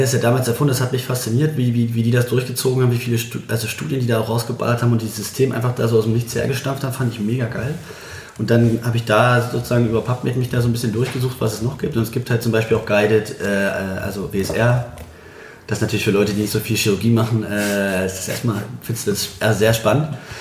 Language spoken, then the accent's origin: German; Bitterfeld, Saxony-Anhalt, Germany; also born or lived in Berlin; now in Leipzig, Germany; bin ja Bitterfeld-Halle da so groß geworden